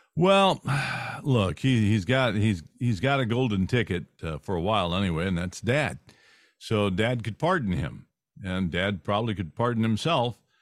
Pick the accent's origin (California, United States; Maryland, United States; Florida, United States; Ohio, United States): California, United States; moved away; I grew up in California